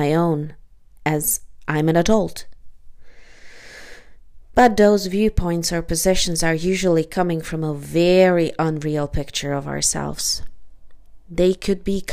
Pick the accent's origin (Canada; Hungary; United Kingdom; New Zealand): Hungary; moved away; I am Hungarian, lived there most of my childhood